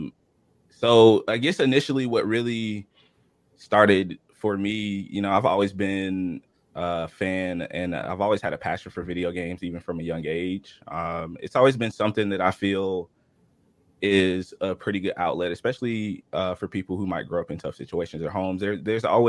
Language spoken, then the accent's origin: English; Georgia, United States; I'm from Georgia, born and raised